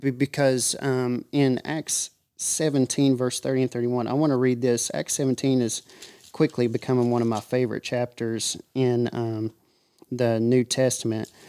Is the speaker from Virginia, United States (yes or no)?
no; Monroe County, Tennessee, United States; I live in Tulco Plains, Tennessee, and, uh, born and raised in Monroe County.